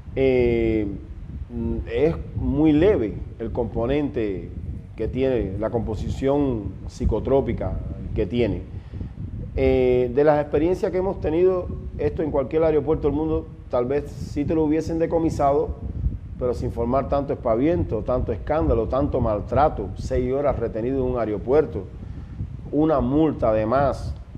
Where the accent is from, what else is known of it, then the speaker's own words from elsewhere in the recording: Ciego de Ávila, Cuba; moved away as an adult; now in Ecuador; soy cubano 100% de Ciego de Ávila y ahora hace ya seis años que vivo acá en el Ecuador.